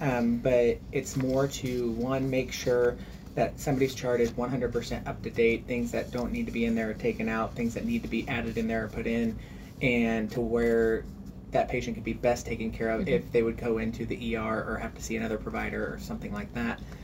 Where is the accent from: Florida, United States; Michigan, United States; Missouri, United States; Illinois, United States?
Missouri, United States; Lebanon; I actually grew up in Lebanon